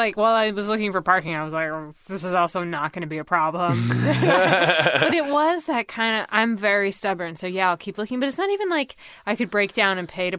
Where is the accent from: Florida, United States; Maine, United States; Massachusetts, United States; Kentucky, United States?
Maine, United States; we grew up in Maine, like in the middle of the countryside.